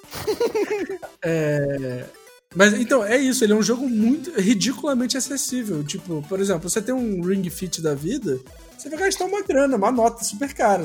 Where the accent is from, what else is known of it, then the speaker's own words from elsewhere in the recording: Brazil; nós como brasileiros